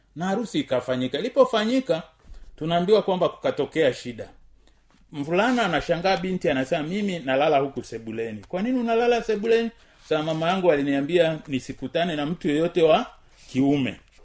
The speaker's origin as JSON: {"language": "Swahili", "country": "Tanzania", "said": "kama mtanzania"}